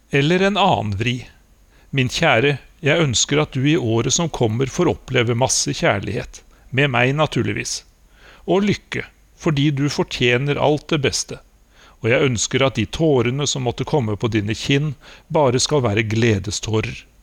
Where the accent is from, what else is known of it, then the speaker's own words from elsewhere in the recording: Norway; moved away as an adult; now in Moscow, Russia; jeg er fra Norge